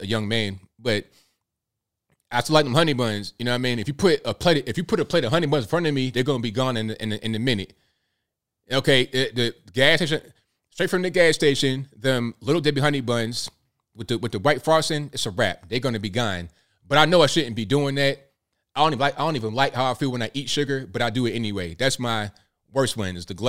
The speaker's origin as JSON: {"language": "English", "town": "Virginia Beach", "region": "Virginia", "country": "United States", "tie": "born or raised there", "also_born_or_lived": "Newport News, Virginia", "moved": "yes", "lives_now": "Chattanooga, United States", "said": "I grew up in Virginia Beach, that area"}